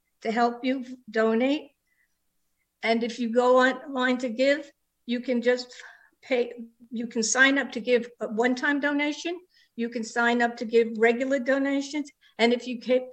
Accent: New York, United States; accent: New York; now in Tucson, United States; I live in Tucson, Arizona. If you hear a bit of an accent, that's because I was born in New York and it never goes away

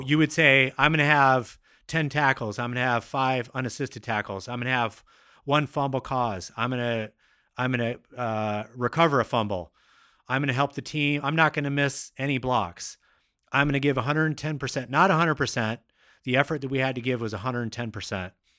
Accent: Seattle, Washington, United States; also born or lived in Midwest; I've basically been born and raised in Seattle, Washington

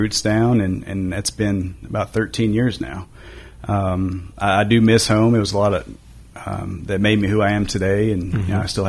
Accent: Glasgow, Kentucky, United States; moved away as an adult; now in Hendersonville, United States; So I'm from Kentucky. I never thought I would leave Kentucky, moved down here for 5 years in my head with the plan to move back to, you know, my hometown

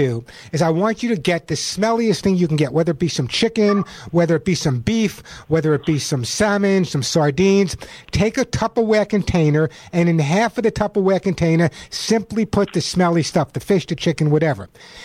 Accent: California, United States; my home state of California

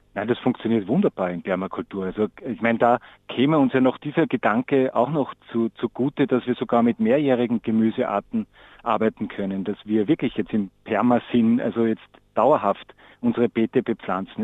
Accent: Austria; bei uns in Österreich

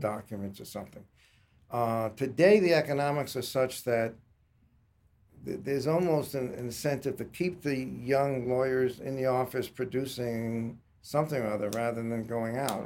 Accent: Long Island, New York, United States; also born or lived in Staten Island; moved out to Long Island

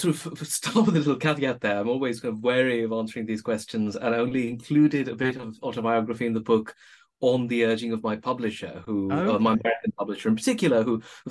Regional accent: India; moved away as an adult; also born or lived in Oxford, United Kingdom; now in United Kingdom; born in India, and I only came to the UK and to Oxford as an adult.

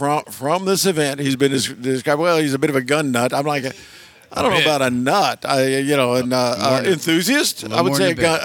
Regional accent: Kentucky, United States; I grew up in Kentucky. I grew up around guns.

